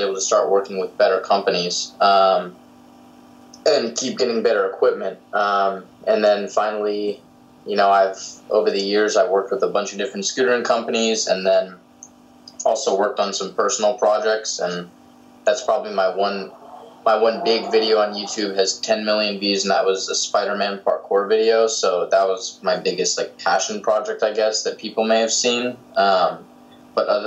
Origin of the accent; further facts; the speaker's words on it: Southern California, United States; a filmmaker from Southern California, currently living